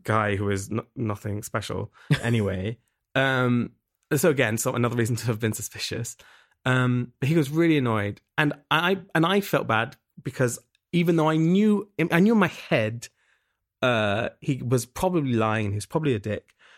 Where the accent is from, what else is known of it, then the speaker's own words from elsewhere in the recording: England, United Kingdom; moved away as an adult; now in Berlin, Germany; I'm from England originally. I moved to Berlin, uh, almost seven years ago.